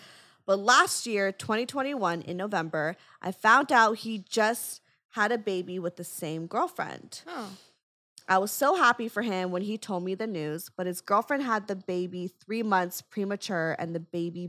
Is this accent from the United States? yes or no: no; Saskatchewan, Canada; So I am from Saskatchewan.